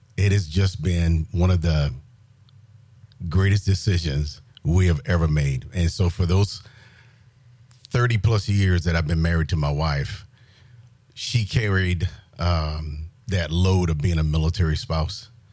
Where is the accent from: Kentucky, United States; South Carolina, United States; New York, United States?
South Carolina, United States; Johnsonville; moved away as an adult; born and raised in South Carolina, a little small town called Johnsonville